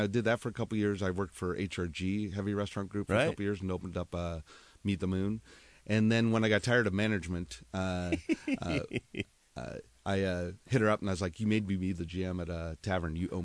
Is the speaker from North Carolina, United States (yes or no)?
no; Yakima, Washington, United States; moved away as an adult; now in Seattle, United States; born here, raised in Yakima